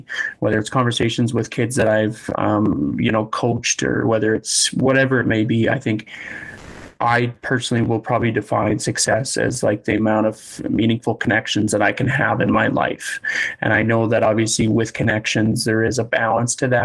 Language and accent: English; Leduc, Alberta, Canada; Growing up in Leduc, we played on a lot of successful teams